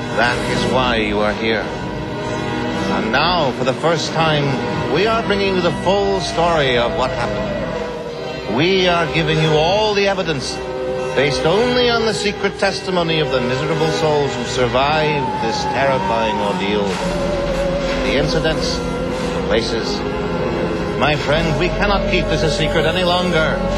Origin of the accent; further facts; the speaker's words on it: Hudson Valley, New York, United States; I identify as like a New Yorker